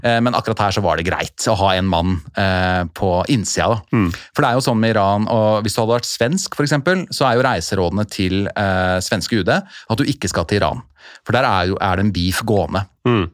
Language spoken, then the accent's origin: Norwegian; Oslo, Norway; jeg er jo født og oppvokst på Oslo øst